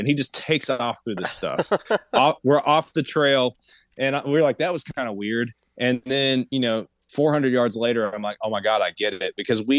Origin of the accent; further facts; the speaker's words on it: Appalachia, United States; I'm from Appalachia. I'm in Appalachia right now.